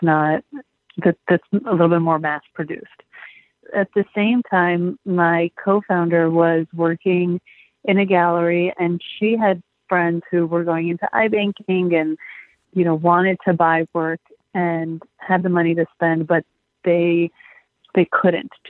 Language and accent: English; Los Angeles, California, United States; also born or lived in Michigan; I'm from Los Angeles, born and raised